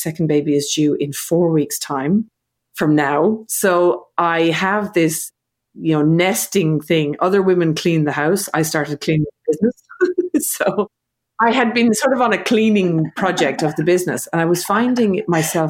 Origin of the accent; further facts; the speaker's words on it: Ireland; now in Australia; I'm living in Australia. I'm from Ireland.